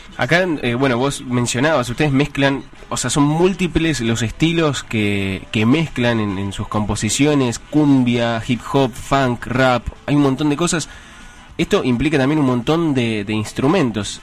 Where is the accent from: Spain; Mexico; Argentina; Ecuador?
Argentina; Hurlingham, Buenos Aires Province; yo soy de Burlingame, estoy ahí pegadito